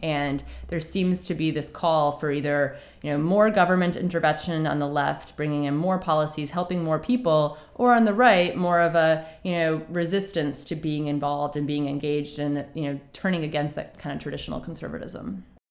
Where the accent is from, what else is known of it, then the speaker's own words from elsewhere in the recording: United States; we as the American voters